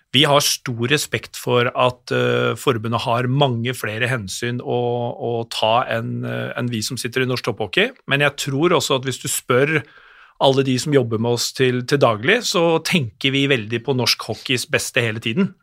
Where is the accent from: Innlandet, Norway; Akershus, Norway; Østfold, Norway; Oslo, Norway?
Innlandet, Norway; Hamar; kommer jeg fra Hamar